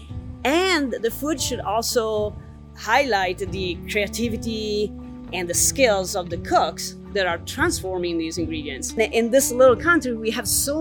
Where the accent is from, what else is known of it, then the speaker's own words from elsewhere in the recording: Italy; moved away as an adult; also born or lived in Florence; now in Bloomington, United States; I come from Italy, and I live in Bloomington